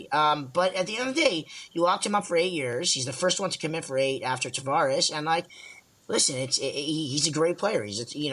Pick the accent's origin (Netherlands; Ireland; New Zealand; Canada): Canada; Ontario; as a Canadian kid, as a as an Ontario kid, as a Leaf fan, these things mean things.